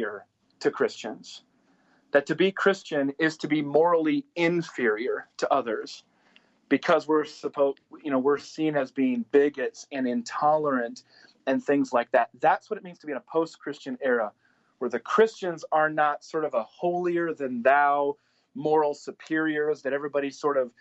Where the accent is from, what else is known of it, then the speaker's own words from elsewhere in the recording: South Dakota, United States; the people that I grew up with in South Dakota